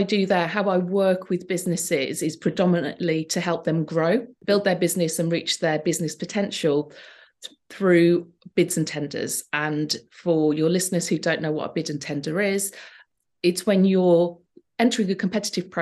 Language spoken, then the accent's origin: English; Wolverhampton, West Midlands, United Kingdom; Wolverhampton, mm-hmm. my hometown